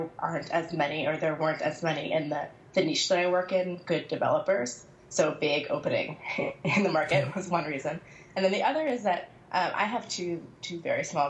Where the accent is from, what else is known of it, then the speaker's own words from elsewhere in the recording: Seattle, Washington, United States; also born or lived in North Carolina; now in Philadelphia, United States; I currently live in Philadelphia, although I grew up in Seattle, and I came to Philadelphia by way of North Carolina